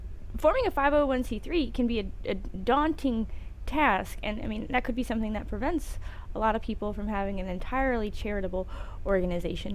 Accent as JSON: {"language": "English", "region": "Tennessee", "country": "United States", "said": "we're from Tennessee. A lot of us didn't start out very well off"}